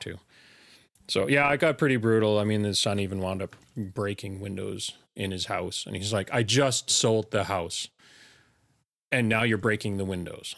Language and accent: English; Elkford, British Columbia, Canada; also born or lived in Fort Langley, British Columbia; raised, you know, from grade one on, uh, in Elkford all the way up until grade twelve